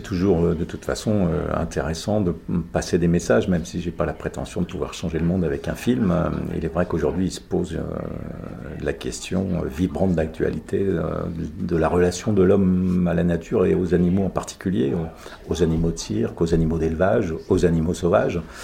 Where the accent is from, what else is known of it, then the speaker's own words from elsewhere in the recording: Sologne, Centre-Val de Loire, France; chez moi en Sologne